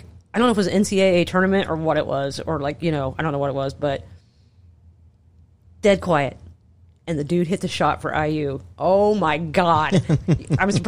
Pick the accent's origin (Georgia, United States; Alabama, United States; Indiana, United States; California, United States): Indiana, United States; Connersville; I grew up in Connersville, and it was a factory town